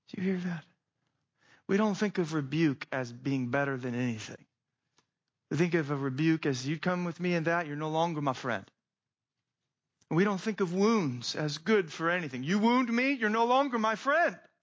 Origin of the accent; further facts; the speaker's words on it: Phoenix, Arizona, United States; moved away; I grew up in Phoenix, Arizona, so it's hot and everybody has a pool around there